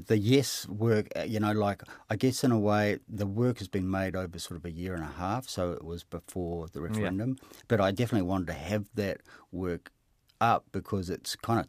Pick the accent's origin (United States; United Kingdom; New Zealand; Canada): New Zealand; Hamilton, Waikato; I kind of thought it was partly mine because I grew up in Hamilton.